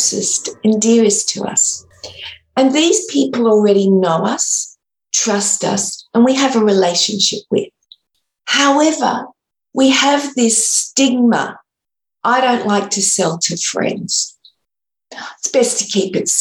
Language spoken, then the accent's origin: English; Sydney, New South Wales, Australia; I'm from Sydney, Australia